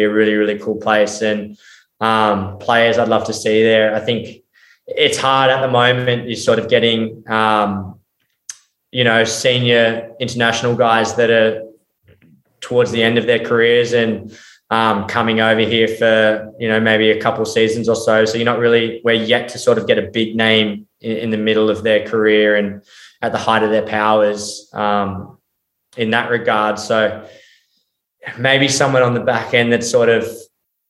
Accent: Australia; Being Australian, I grew up with rugby league

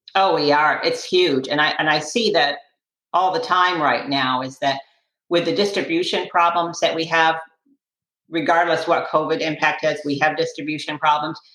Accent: Western Massachusetts, United States; now in Sarasota, United States; I grew up in Western Massachusetts

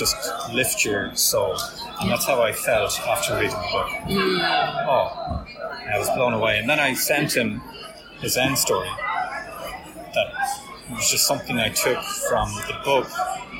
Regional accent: Ireland; I'm from Ireland

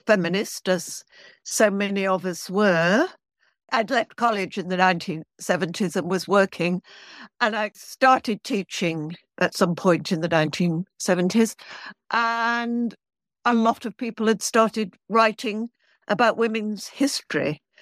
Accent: Manchester, North West England, United Kingdom; moved away as an adult; now in London, United Kingdom; I'm from Manchester, which is in the north of England, but I've been in London now. I came to college in London

